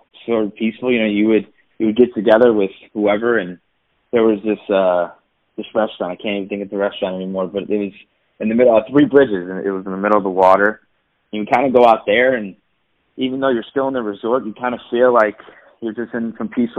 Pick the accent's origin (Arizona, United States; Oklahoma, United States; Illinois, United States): Illinois, United States; Chicago; I'm from Chicago